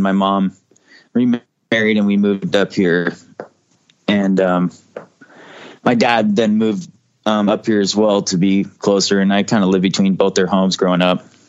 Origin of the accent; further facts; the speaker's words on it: Portland, Oregon, United States; moved away as an adult; also born or lived in Fullerton, California; I was only there till I was about four years old, and then I moved up to Portland, Southwest Portland, with my mom, and then later on, my dad moved here, and I I was living here until I was probably 22 or 23.